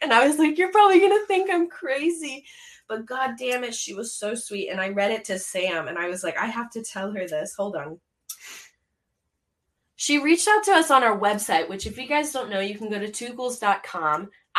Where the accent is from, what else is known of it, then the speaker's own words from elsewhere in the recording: Canada; I'm from Canada.